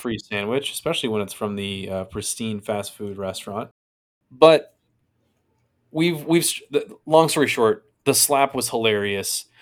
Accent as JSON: {"language": "English", "country": "United States", "said": "we are lowly people from the States that know one language"}